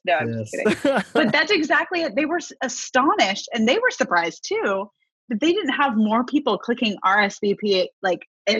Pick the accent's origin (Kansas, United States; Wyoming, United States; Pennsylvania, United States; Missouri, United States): Kansas, United States; moved away as an adult; I am from Kansas